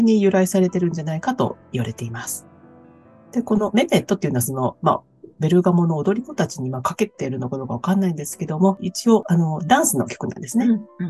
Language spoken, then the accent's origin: Japanese; Kansai, Japan; now in Sydney, Australia; 関西人としては